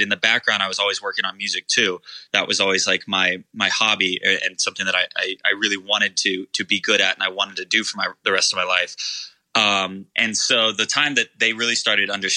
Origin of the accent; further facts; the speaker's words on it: Irvine, California, United States; also born or lived in Long Beach, California; I was raised in Irvine. So OC, born and raised